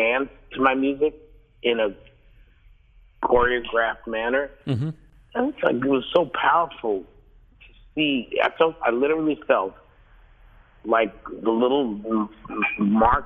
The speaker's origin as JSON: {"language": "English", "region": "New York", "country": "United States", "tie": "born or raised there", "said": "Growing up in New York"}